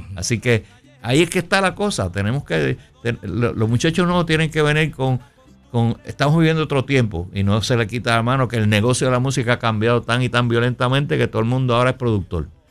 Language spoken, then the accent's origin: Spanish; Puerto Rico; moved away as an adult; also born or lived in New York; vengo de Puerto Rico, toco trompeta